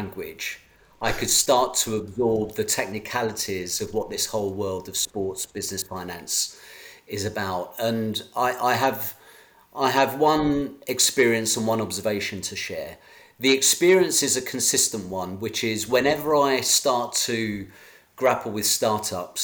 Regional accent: United Kingdom; as a Brit

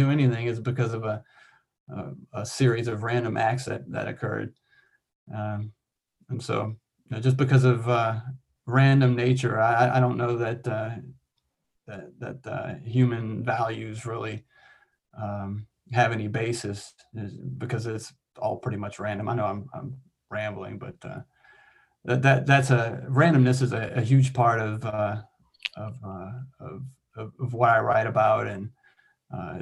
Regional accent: Louisiana, United States; moved away as an adult; also born or lived in Washington; now in Alaska, United States; I grew up in Louisiana and never saw snow when I was a kid

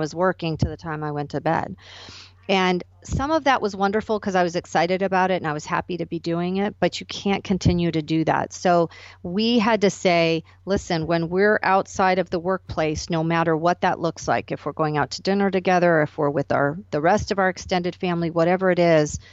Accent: Arizona, United States; moved away as an adult; So that moved me back to my hometown of Arizona temporarily

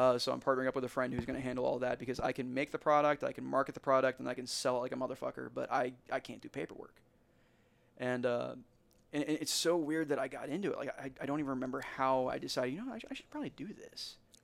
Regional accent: Warrenton, United States; this is my hometown.

